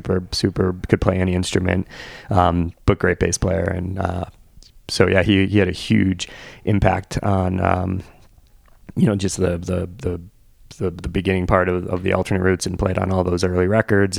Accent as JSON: {"language": "English", "town": "Bridgeport", "region": "Connecticut", "country": "United States", "tie": "born or raised there", "said": "I grew up in Bridgeport"}